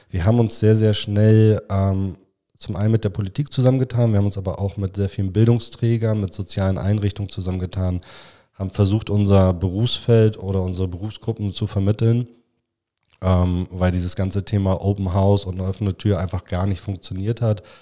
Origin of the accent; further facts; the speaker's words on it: Hamburg, Germany; Ich komme ursprünglich aus Müllmannsberg, da bin ich groß geworden.